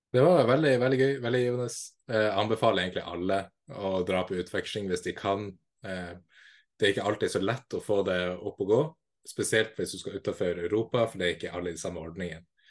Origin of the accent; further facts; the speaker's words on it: Kabelvåg, Nordland, Norway; now in Tromsø, Norway; Jeg er fra Lofoten, nærmere bestemt Kavlog, og nå bor jeg i Tromsø